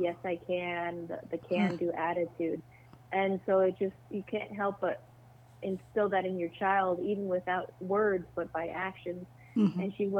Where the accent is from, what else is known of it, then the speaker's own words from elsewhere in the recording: Arizona, United States; Okay. In southern Arizona. Okay. It's near Fort Huachuca.